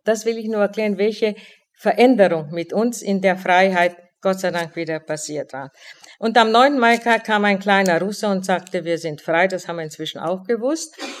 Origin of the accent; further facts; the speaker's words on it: Olomouc, Olomouc Region, Czechia; moved away as an adult; now in Frankfurt, Germany; Ich fuhr nach Olmütz in meine Heimatstadt